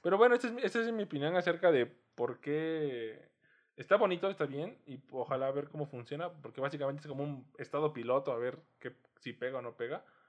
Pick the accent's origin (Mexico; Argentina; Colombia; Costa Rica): Mexico; Oaxaca; now in Mexico City, Mexico; yo que soy de Oaxaca, yo que crecí en. Ni siquiera en la ciudad, porque la segunda parte de mi pubertad la pasé en pueblos